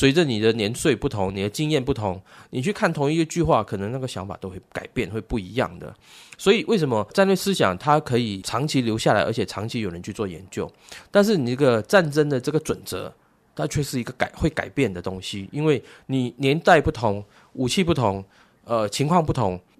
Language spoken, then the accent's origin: Chinese; Guangdong, China; 我们这种从小在珠江游泳的小朋友，绝对没问题。